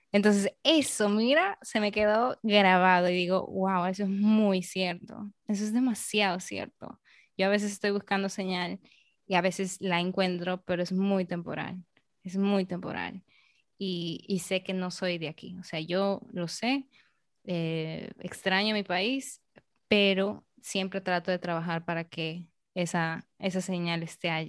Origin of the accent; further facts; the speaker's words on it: Peru; now in Dominican Republic; Entonces es como yo peruana aquí en República Dominicana, yo estoy siendo eh, una representante de mi país aquí.